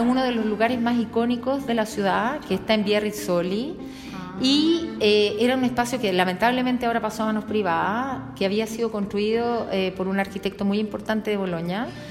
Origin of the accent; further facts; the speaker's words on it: Chile; now in Bologna, Italy; soy chilena